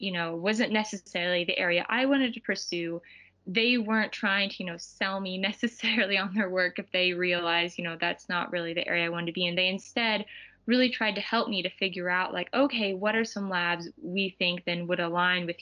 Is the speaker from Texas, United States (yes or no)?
yes; North Texas, United States; also born or lived in Colorado; I'm from North Texas, so I have known about UT Dallas just growing up in general